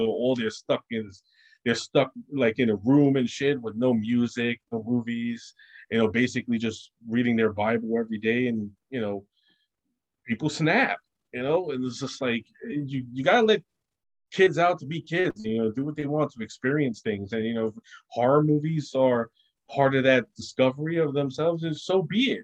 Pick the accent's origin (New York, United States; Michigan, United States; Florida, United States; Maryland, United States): New York, United States; New York City; I grew up in Brooklyn